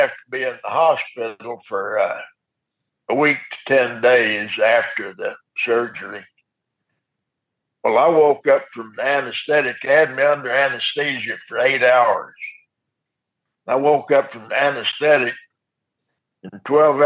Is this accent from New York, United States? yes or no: no; Lubbock, Texas, United States; I grew up in Lubbock, and it's not a friendly environment